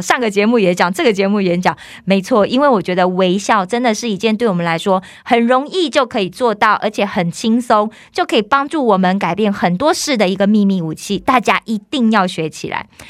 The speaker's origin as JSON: {"language": "Chinese", "country": "Taiwan", "also_born_or_lived": "South Korea", "moved": "as an adult", "said": "我是台湾来的"}